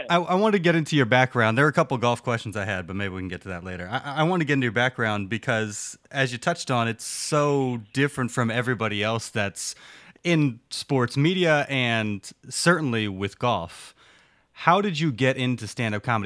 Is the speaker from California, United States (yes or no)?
no; Philadelphia, Pennsylvania, United States; my hometown of Philadelphia